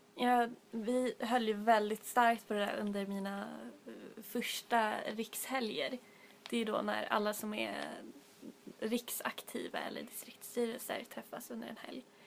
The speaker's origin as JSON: {"language": "Swedish", "town": "Stockholm", "region": "Stockholm County", "country": "Sweden", "said": "vi är tre stockholmare här idag"}